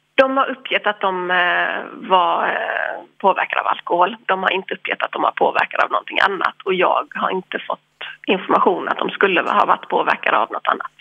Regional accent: Ireland; now in Sweden; jag är irländsk

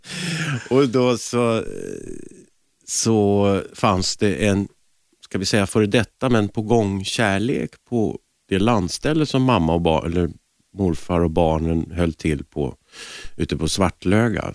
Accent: Stockholm, Stockholm County, Sweden; also born or lived in Lidingö / Härjedalen; jag föddes i Stockholm och sen så bodde vi på Frejgatan

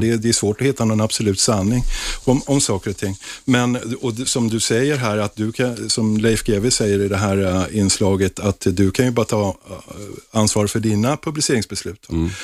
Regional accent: Stockholm, Stockholm County, Sweden; Jag är till exempel 54-årig stockholmare

